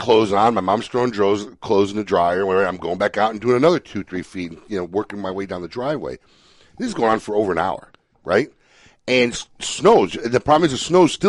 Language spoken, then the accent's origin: English; Chicago, Illinois, United States; now in Florida, United States; Chicago, my hometown.